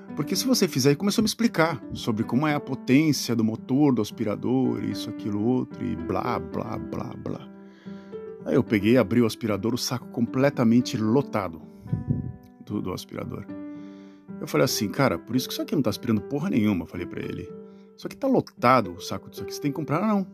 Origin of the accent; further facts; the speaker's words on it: Brazil; moved away as an adult; E eu sempre remoto ao Brasil, as minhas origens, que foi lá onde eu nasci